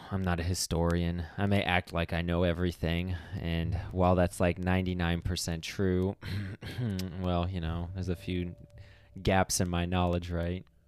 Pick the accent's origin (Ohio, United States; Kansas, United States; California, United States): Ohio, United States; Akron; that's also my hometown